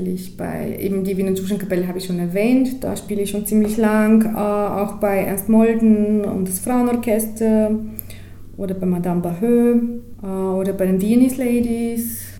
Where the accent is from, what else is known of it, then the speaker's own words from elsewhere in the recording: Bulgaria; German is a second language; moved away as an adult; now in Austria; Ich bin in Bulgarien geboren und dort aufgewachsen und ähm, mein erstes Schlagzeugunterricht, eben mein erster Lehrer war auch in Bulgarien. Dann habe ich äh, eben dort maturiert und bin ziemlich sofort nach Österreich gekommen.